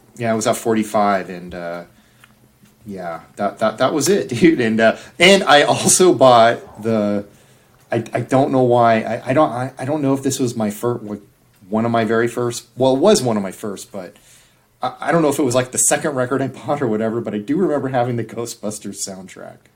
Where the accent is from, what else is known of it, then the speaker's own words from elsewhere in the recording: Orange County, Southern California, United States; in Southern California, growing up in Orange